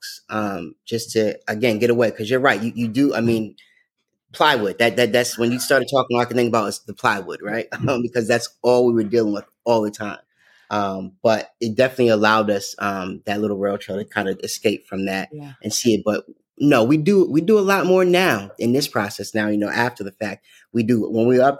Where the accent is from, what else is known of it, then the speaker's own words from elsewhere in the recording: Connecticut, United States; I grew up in Connecticut